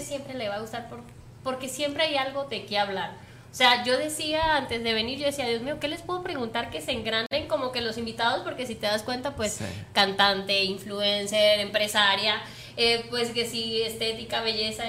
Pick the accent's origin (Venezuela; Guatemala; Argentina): Venezuela; moved away; yo soy venezolana también